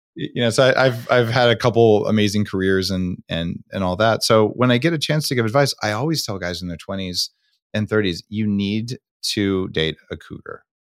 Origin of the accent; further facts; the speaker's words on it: United States; as an American